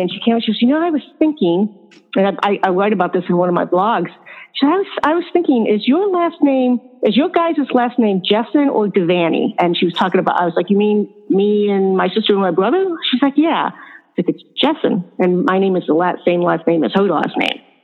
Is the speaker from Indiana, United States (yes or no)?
no; upstate New York, United States; now in Florida, United States; I was born and raised in a town up in upstate New York